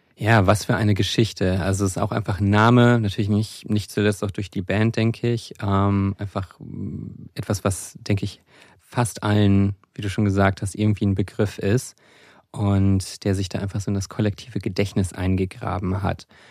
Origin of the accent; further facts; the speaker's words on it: Rhine-Main area, Germany; Ich bin im Rhein-Main-Gebiet auch aufgewachsen, wo es bei Wiesbaden einen großen Stützpunkt der U S-Armee gab